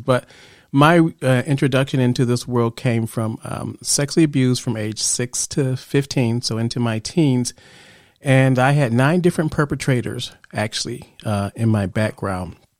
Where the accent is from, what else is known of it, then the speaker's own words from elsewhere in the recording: Chicago, Illinois, United States; I grew up in Chicago